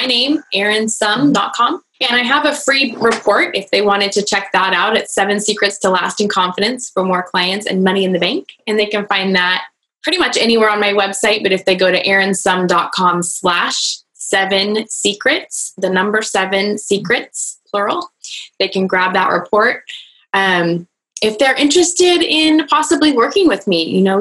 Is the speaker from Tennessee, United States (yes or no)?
no; Northern California, United States; I was born and raised here in Northern California, and I just love it here